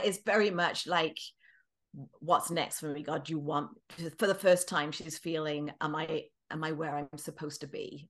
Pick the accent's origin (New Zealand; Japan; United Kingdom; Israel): United Kingdom; England; moved away as an adult; also born or lived in British Columbia, Canada; now in Kelowna, Canada; I'm originally from England, as you might be able to tell. I've, uh, lived the latter half of my life in Canada